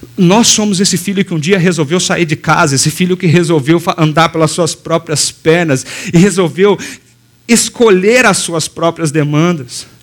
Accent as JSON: {"language": "Portuguese", "town": "Passos", "region": "Minas Gerais", "country": "Brazil", "tie": "born or raised there", "moved": "yes", "said": "na minha cidade de Passos, é, em Minas, sudoeste de Minas, a gente caminha pela rua ali, anda pela rua. Foi ali que eu cresci"}